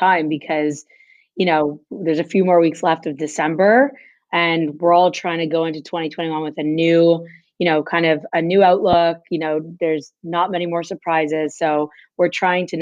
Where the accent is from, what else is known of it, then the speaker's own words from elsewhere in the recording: Montreal, Quebec, Canada; I grew up in Montreal, Quebec